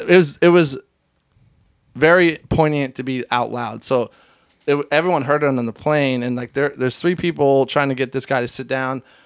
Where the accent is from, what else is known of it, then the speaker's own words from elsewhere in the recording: Hershey, Pennsylvania, United States; I grew up in Hershey